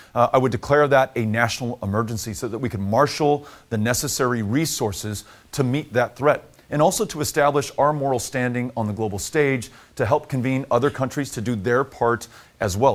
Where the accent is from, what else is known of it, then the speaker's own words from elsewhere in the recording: Texas, United States; my home state of Texas